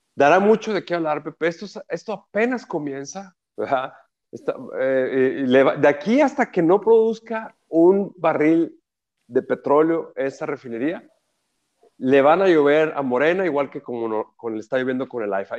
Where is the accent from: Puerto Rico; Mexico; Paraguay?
Mexico